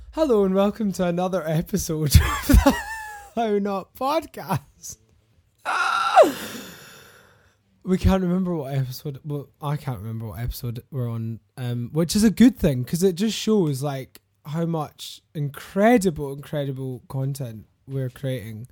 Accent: Glasgow, Scotland, United Kingdom; I'm from Glasgow

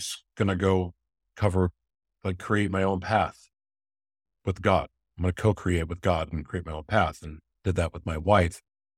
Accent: Oklahoma, United States; also born or lived in Hawaii / Florida / California / Nevada; now in Minnesota, United States; Growing up in Oklahoma, it just was different. So moving to Hawaii and moving to Florida, moving to California and then Vegas, Mexico, and now even in Minnesota, being around Native people again.

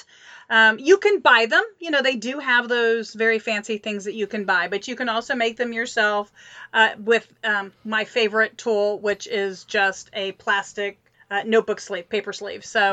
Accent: Midwest, United States; now in Texas, United States; I grew up in the Midwest

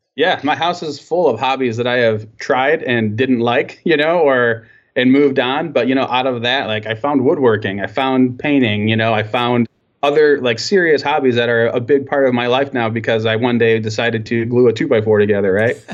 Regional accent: Michigan, United States; I was born here and, uh, and yeah, so I'm, I'm, um, um, very proud to be from Michigan

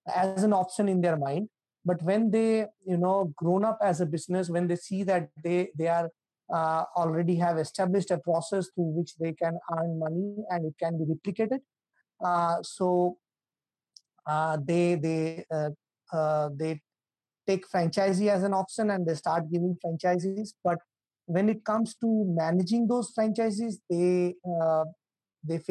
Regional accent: India; I'm from India

